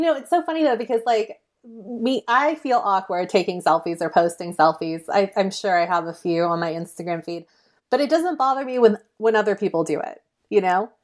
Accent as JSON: {"language": "English", "town": "Mill Valley", "region": "California", "country": "United States", "tie": "born or raised there", "said": "my hometown of Mill Valley, which is very close to San Francisco"}